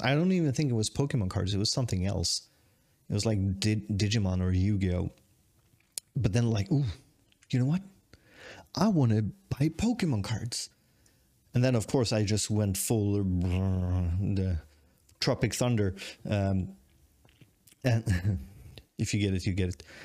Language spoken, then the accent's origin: English; Sweden; moved away as an adult; also born or lived in Tokyo, Japan; I'm the Swedish guy